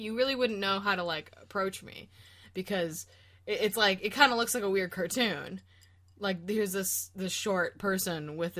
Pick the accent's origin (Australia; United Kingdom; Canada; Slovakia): United Kingdom; Scotland; I think I just generally go to, like, a claymore. I'm Scottish, so, like, I like those types of big, large swords